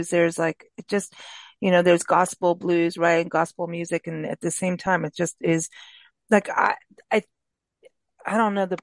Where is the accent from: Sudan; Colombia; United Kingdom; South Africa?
South Africa; moved away as an adult; also born or lived in Florida, United States; now in United States; I was raised in Africa, and part of it was in the bush with dance, like true tribal stuff. Like I lived with two different tribes as a kid